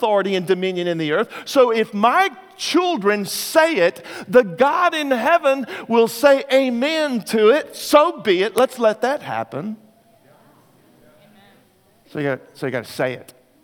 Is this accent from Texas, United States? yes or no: yes; Texas, United States; I'm from Texas, so sometimes when I'm preaching, my people will say amen